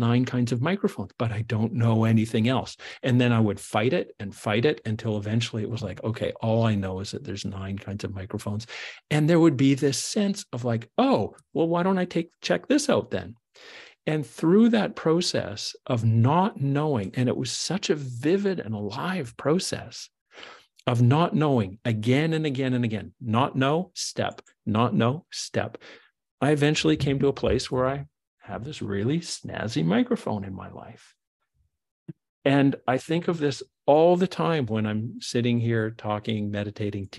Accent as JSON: {"language": "English", "country": "Canada", "said": "I'm a Canadian"}